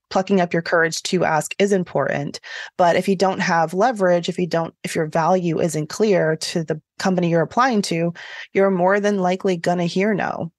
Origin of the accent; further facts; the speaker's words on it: Georgia, United States; moved away as an adult; also born or lived in New York City; I'm from Georgia